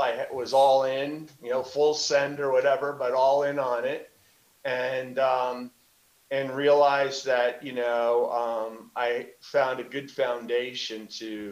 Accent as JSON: {"language": "English", "region": "New Jersey", "country": "United States", "tie": "born or raised there", "said": "growing up in Jersey"}